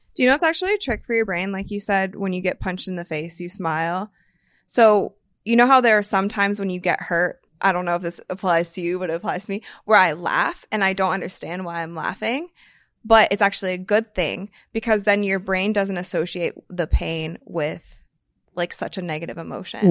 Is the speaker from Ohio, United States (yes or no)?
yes; Akron, Ohio, United States; I'm from Akron